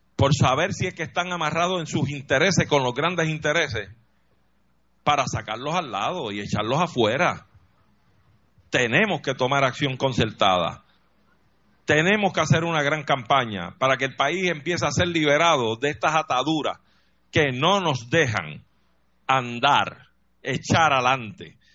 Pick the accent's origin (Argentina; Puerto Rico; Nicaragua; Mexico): Puerto Rico; como nación puertorriqueña